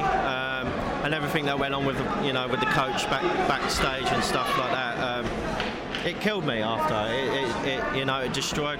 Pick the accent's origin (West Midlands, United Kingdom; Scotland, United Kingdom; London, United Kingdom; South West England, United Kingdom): London, United Kingdom; Sutton; Yeah, Sutton. So, you know, we've got MAA fighters and we've got boxers